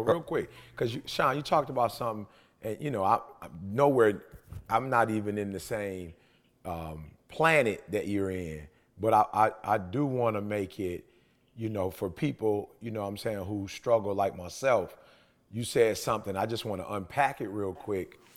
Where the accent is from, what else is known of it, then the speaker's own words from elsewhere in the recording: Detroit, Michigan, United States; I'm from Detroit